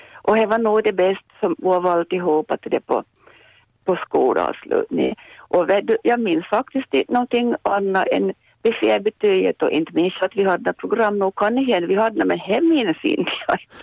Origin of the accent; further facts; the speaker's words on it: Vaasa, Ostrobothnia, Finland; now in Jakobstad, Finland; jag har vuxit upp i Vasa